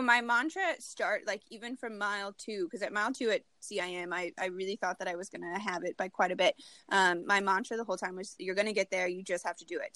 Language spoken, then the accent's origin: English; Lincoln, Nebraska, United States; I really want to run my hometown marathon. I've ran the Lincoln Half Marathon every year since I've graduated college.